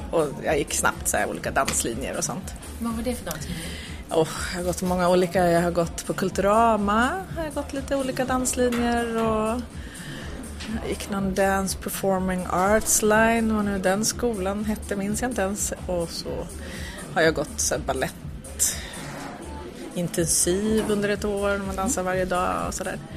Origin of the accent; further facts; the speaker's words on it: Piteå, Norrbotten County, Sweden; now in Stockholm, Sweden; jag kommer från Norrland så där fanns det bara en ballettlärare och så gick hon i pension.